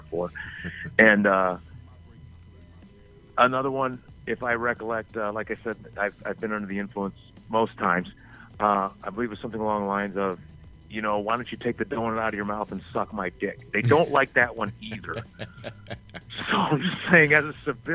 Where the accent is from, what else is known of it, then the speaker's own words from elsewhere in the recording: the South, United States; I grew up in the South